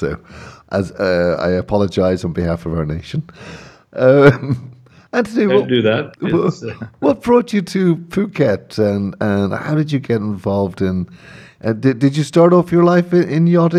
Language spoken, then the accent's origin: English; Ireland; also born or lived in England; I'm Irish